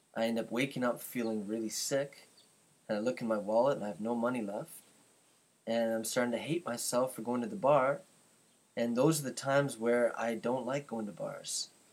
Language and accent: English; Canada; I'm from Canada